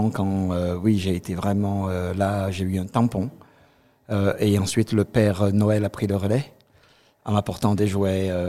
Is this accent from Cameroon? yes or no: yes; Cameroon; also born or lived in Côte d'Ivoire; now in Alsace, France; alors, je suis originaire du Cameroun, je viens de la Côte d'Ivoire, et là, je vis en Alsace.